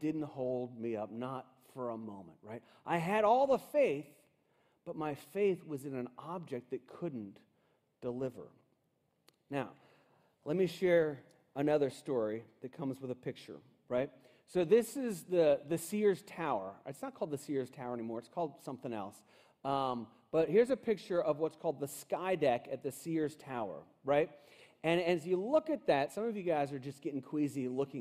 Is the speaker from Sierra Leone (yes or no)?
no; Cincinnati, Ohio, United States; I grew up in Cincinnati, Ohio, in this really cool house